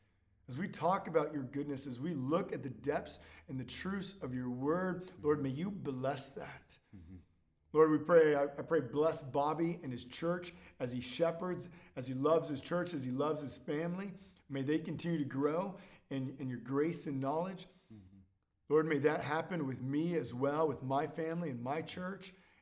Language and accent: English; California, United States; born or raised there